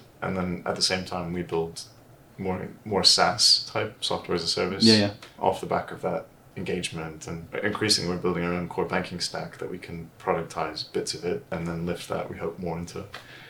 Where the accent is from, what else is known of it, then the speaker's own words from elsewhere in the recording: United States; accent: American; moved away; also born or lived in Switzerland; I'm originally American. I've lost the accent slightly.